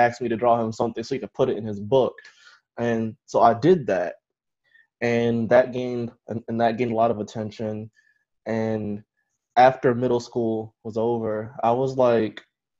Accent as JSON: {"language": "English", "town": "Baltimore", "region": "Maryland", "country": "United States", "tie": "born or raised there", "said": "I'm from Baltimore, Maryland. Okay. I've been here my whole life"}